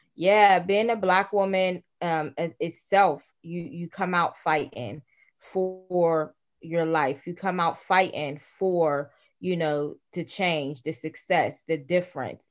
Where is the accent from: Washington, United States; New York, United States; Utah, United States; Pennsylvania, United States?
Pennsylvania, United States; Pittsburgh; born or raised there